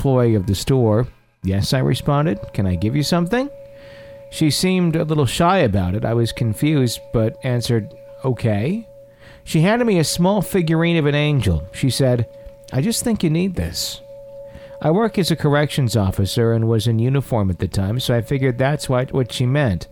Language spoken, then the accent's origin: English; Fond du Lac, Wisconsin, United States; moved away; my hometown in Fond du Lac, Wisconsin